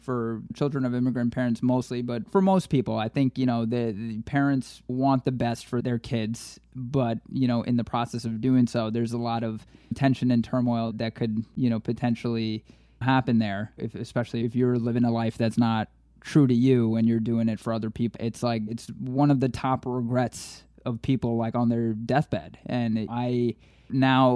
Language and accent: English; Queens and Long Island, New York, United States; also born or lived in Brooklyn, New York; I was born in Brooklyn, grew up in Queens and Long Island